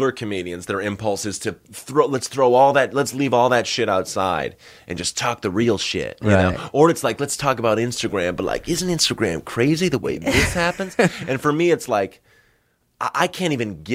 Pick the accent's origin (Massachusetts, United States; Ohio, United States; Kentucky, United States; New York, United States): Massachusetts, United States; Northern; I grew up in Northern Massachusetts